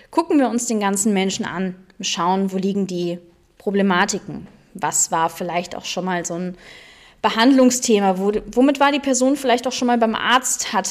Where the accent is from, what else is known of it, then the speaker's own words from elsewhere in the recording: Cologne, North Rhine-Westphalia, Germany; now in Black Forest, Germany; Ich komme gebürtig aus Köln, wohne jetzt seit vier Jahren im wundervollen Schwarzwald